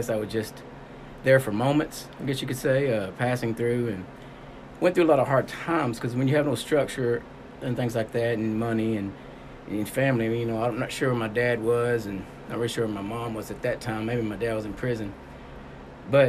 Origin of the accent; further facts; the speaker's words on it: De Queen, Arkansas, United States; now in Springdale, United States; I'm originally from Southwest Arkansas, Queen, Arkansas